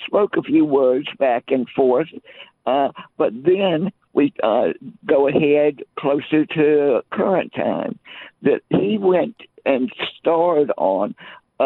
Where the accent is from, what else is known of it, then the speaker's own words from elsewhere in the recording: Richmond, Virginia, United States; moved away as an adult; now in Kentucky, United States; I have been living in Kentucky for about 10 years, but my hometown is Richmond, Virginia